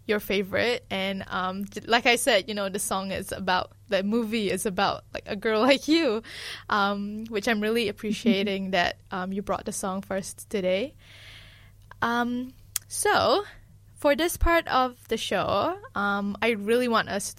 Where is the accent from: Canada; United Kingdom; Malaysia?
Malaysia; being from Malaysia